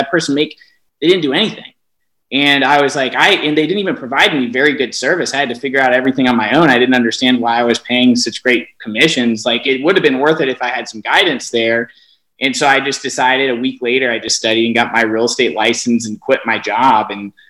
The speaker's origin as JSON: {"language": "English", "town": "Falls Church", "region": "Virginia", "country": "United States", "tie": "born or raised there", "said": "I grew up in Falls Church, Virginia, right outside of Washington, D.C."}